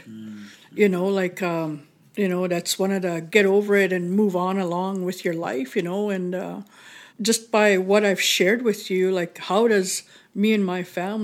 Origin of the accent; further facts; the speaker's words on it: One Arrow First Nation, Saskatchewan, Canada; also born or lived in Duck Lake; I'm from One Arrow First Nation.